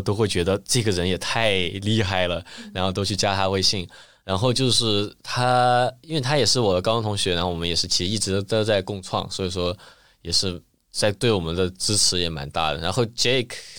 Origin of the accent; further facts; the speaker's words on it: Chengdu, Sichuan, China; moved away as an adult; now in Shanghai, China; 我自己作为成都人